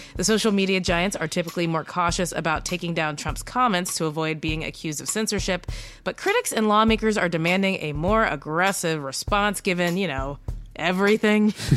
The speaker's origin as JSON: {"language": "English", "region": "Kentucky", "country": "United States", "said": "I am from Kentucky."}